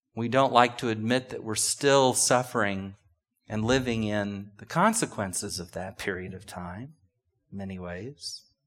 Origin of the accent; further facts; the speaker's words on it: United States; But we're so American